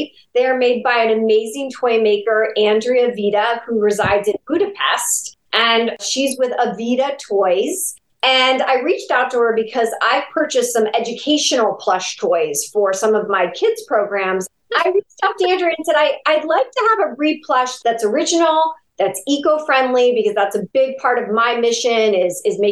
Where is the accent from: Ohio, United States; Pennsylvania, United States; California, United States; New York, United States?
Ohio, United States; Ashtabula; my hometown of Ashtabula, Ohio